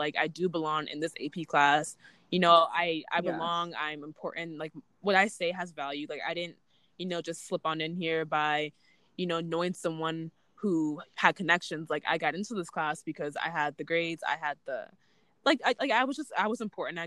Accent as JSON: {"language": "English", "area": "suburbs of Chicago", "region": "Illinois", "country": "United States", "tie": "born or raised there", "said": "I'm from the suburbs of Chicago, Illinois."}